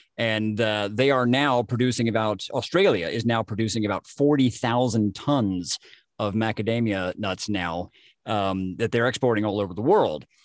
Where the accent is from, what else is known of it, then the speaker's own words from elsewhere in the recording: Jasper, Georgia, United States; my hometown of Jasper, Georgia